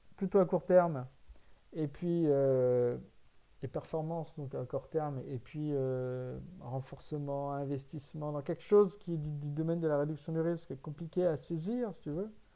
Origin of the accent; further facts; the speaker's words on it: France; en tant que Français